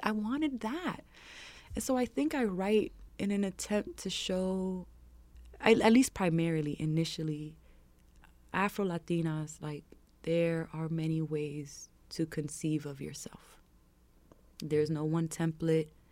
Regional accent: New York City, New York, United States; growing up in Harlem

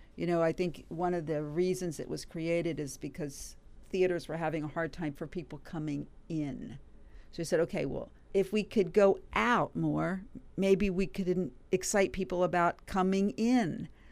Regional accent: Washington, District of Columbia, United States; also born or lived in Cincinnati, Ohio; I grew up in the Washington area

